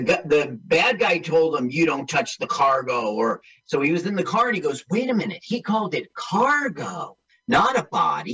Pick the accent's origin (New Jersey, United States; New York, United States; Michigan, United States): New Jersey, United States; East Orange; I grew up in East Orange.